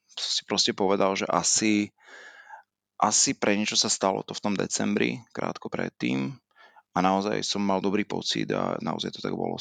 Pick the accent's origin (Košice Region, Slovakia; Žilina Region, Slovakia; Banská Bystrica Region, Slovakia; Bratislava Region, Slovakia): Žilina Region, Slovakia; Žilina; also born or lived in Martin / Rome; Ja som pôvodom Žilinčan, e, chcel som ostať v regióne, chcel som ostať e, blízko teda rodného mesta